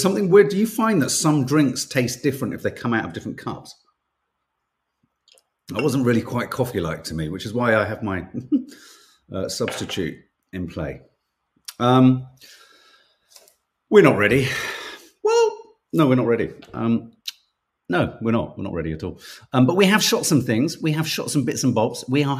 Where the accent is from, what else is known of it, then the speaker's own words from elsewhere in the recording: Dublin, Leinster, Ireland; I'm from Dublin. Shocking what happened last night.